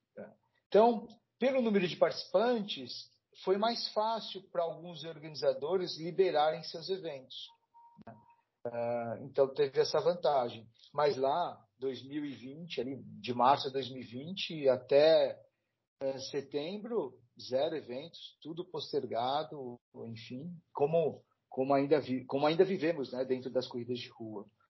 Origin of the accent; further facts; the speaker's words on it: São Paulo, Brazil; eu sou daqui de São Paulo